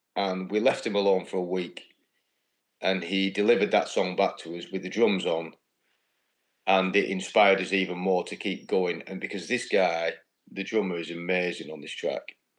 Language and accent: English; United Kingdom; being British